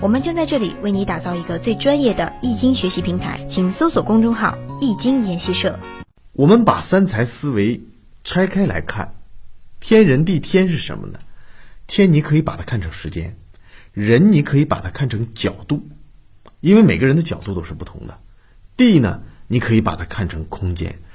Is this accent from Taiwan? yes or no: no; China; 我们中国人